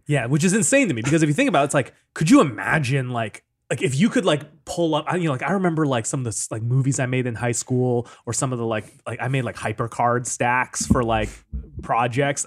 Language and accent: English; Seattle, Washington, United States; I grew up in Seattle.